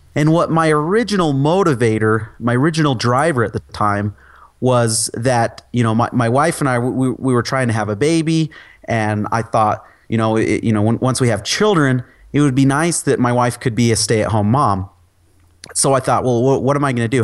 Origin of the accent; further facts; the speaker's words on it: Utah, United States; I'm from Utah. I live in Utah.